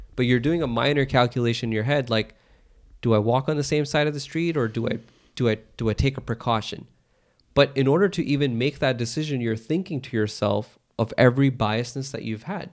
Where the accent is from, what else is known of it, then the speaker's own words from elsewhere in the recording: United States; I was born in America